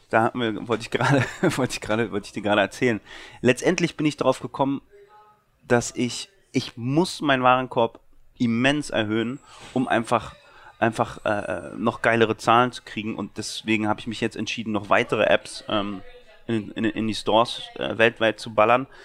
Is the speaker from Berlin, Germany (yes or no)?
yes; Berlin, Germany